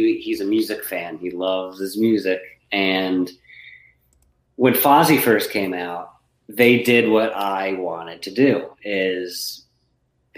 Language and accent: English; New York, United States; moved away; also born or lived in Connecticut; I grew up in New York, and then we moved to Connecticut